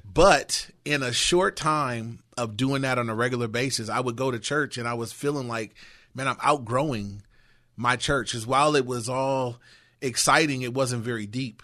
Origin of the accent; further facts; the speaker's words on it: Inglewood, California, United States; I grew up in Inglewood.